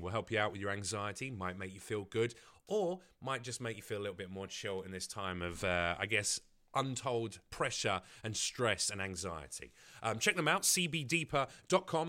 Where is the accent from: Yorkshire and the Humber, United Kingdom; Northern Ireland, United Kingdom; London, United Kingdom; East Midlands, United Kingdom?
London, United Kingdom; growing up in East London